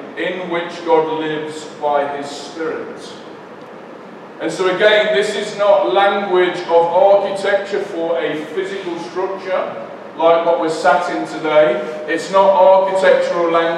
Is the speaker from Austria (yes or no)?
no; Leicester, East Midlands, United Kingdom; I'm from Leicester and that's, we say things a bit funny